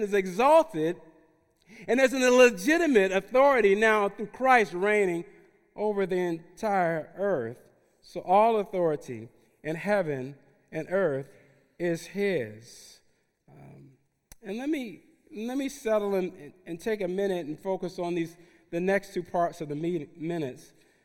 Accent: Newark, New Jersey, United States; moved away as an adult; also born or lived in South Central Los Angeles / Watts, Los Angeles; I grew up in Newark, New Jersey, in the neediest city in the nation at the time

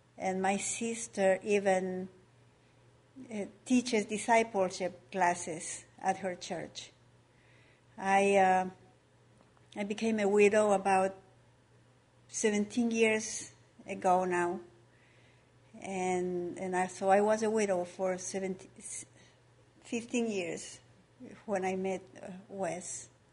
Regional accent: Ecuador; moved away as an adult; now in United States; I was born and raised in Ecuador, uh, a Catholic country

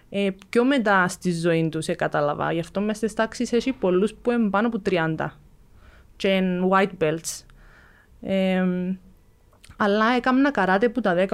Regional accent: Cyprus; εγώ έρχομαι από την Κύπρο που το Jiu Jitsu είναι καν γνωστό στον κόσμο.

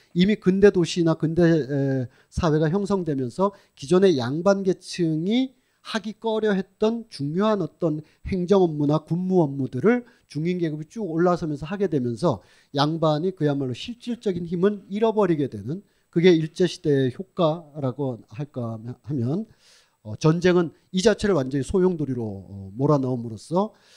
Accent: Sunheung, North Gyeongsang, South Korea; accent: northern Gyeongbuk Sunheung pronunciation; 경북 북부 순흥면 어, 발음입니다

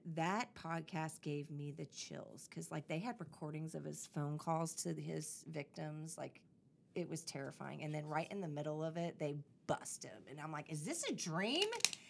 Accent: Tallahassee, Florida, United States; also born or lived in Illinois; I grew up in Tallahassee

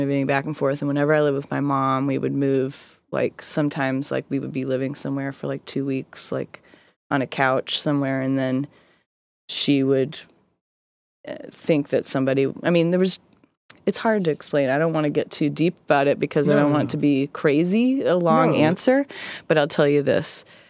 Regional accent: Greenville, South Carolina, United States; born there; I was born in South Carolina. I was born in Greenville, South Carolina. I moved a whole lot when I was growing up.

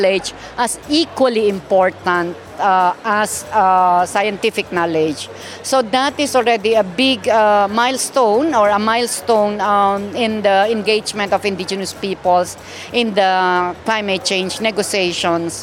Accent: Kankanaey, Cordillera Administrative Region, Philippines; I am a Kankanae from the Philippines

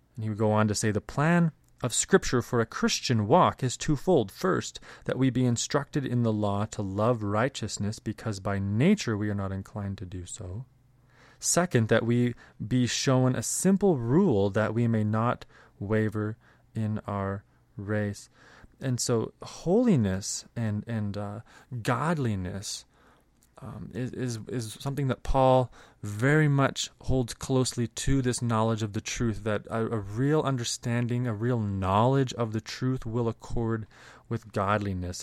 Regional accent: Canada; both, uh, Mike and I growing up in Canada

